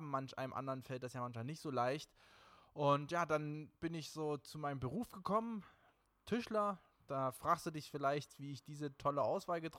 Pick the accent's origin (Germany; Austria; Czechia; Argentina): Germany; Erfurt, Thuringia; born there; also born or lived in Leipzig / Oberlausitz / England / Dresden; now in Berlin, Germany; also ich bin geboren in Erfurt und habe tatsächlich in vielen Städten gewohnt, unter anderem in Leipzig, in Oberlausitz, mal in England, in Dresden, mittlerweile in Berlin.